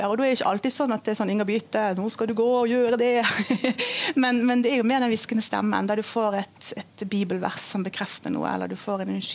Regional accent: Indonesia; jeg har vokst opp som misjonærbarn i Indonesia.

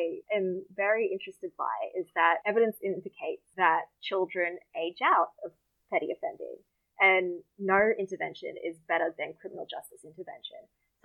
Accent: Deception Bay, Queensland, Australia; moved away; my hometown's called Deception Bay.

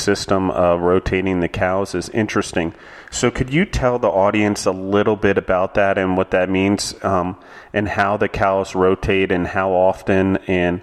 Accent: Maryland, United States; I grew up in Maryland

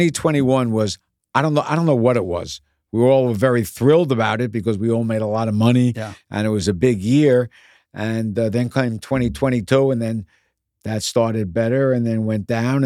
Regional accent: Bronx, New York, United States; I was born in the Bronx near Yankee Stadium.

